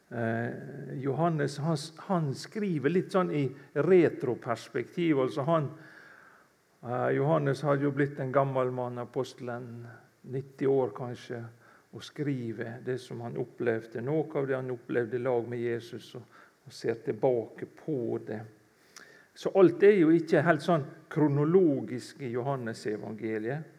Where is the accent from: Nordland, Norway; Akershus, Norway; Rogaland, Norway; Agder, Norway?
Rogaland, Norway; Kvitsøy; moved away; jeg stammer egentlig fra Kvitsøy i Rogaland, ute i Buknafjorden der.